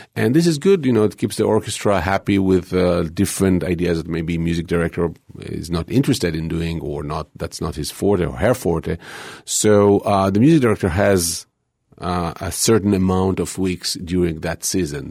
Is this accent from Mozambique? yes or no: no; Israel; moved away; growing up in Israel was kind of difficult